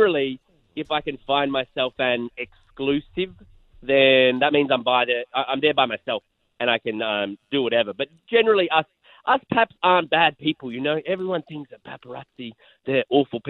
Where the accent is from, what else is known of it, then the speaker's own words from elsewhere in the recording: Australia; now in Los Angeles, United States; they know me as the Aussie guy